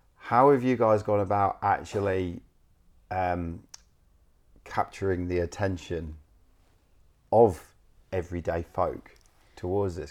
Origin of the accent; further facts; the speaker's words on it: England, United Kingdom; moved away; I'm from England